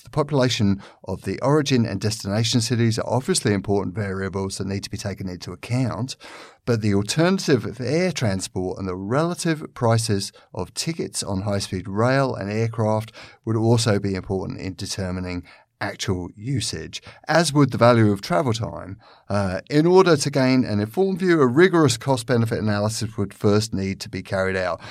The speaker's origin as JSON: {"language": "English", "region": "London", "country": "United Kingdom", "said": "I come from London, which is a city which is where most people move around on a day to day basis by the underground."}